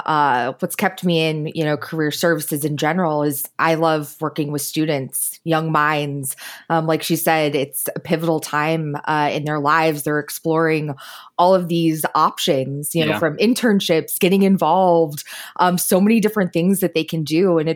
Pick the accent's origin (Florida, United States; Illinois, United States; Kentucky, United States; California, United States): Illinois, United States; and when people find out I'm from Illinois, The Simpsons.